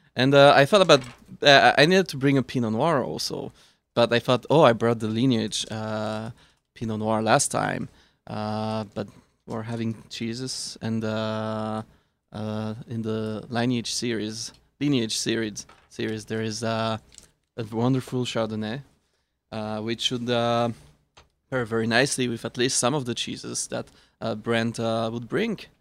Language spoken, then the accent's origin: English; Switzerland; moved away; I am from Switzerland. And I grew up eating kosher Gruyere from Switzerland